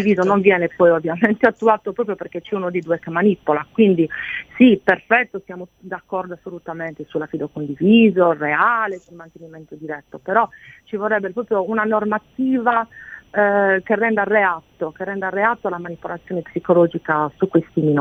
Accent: Sardinia, Italy; io sono sarda

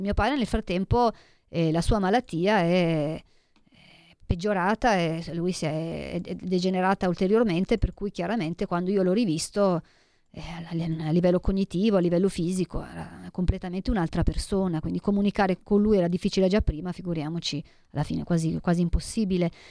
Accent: Italy; del mio paese, dell'Italia

